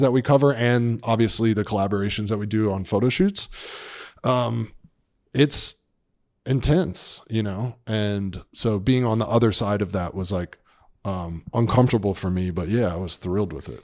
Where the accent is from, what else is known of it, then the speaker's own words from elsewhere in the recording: Atlanta, Georgia, United States; moved away; I grew up in Atlanta, Georgia